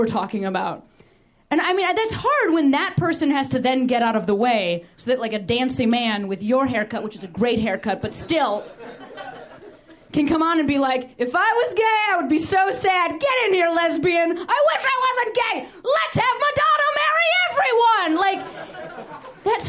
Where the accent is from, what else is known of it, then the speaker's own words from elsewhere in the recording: Midwest, United States; I'm from the Midwest